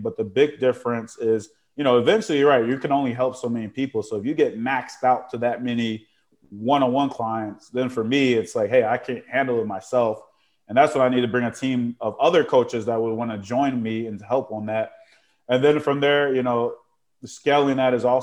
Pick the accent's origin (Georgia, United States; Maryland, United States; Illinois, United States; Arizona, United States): Illinois, United States; Chicago; moved away; I grew up in Chicago